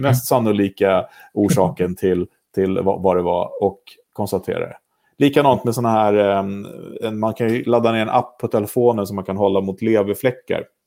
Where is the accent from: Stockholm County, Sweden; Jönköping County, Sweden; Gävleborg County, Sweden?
Stockholm County, Sweden; Vaxholm; Jag är uppvuxen i Vaxholm, eller på resare till och med.